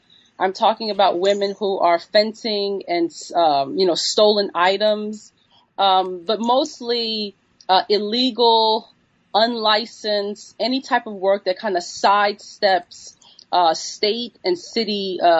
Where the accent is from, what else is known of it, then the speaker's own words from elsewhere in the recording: New York City, New York, United States; But I'm from New York City, and I grew up with these, you know, these different types of laborers around me.